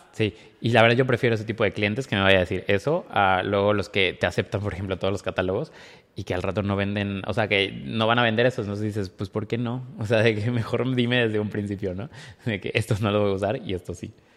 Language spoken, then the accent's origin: Spanish; Córdoba, Veracruz, Mexico; moved away; en Córdoba, de donde soy yo